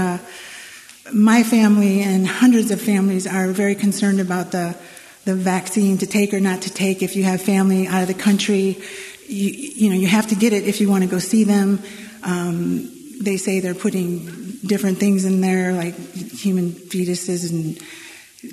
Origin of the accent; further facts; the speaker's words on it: Michigan, United States; moved away; I was from Michigan originally